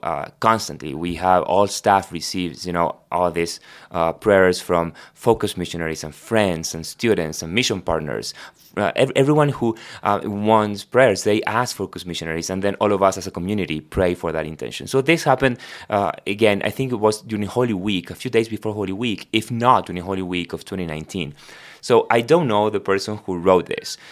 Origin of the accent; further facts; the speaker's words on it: Argentina; first language Spanish; English is a second language; moved away; I was born in Argentina, so my first language is Spanish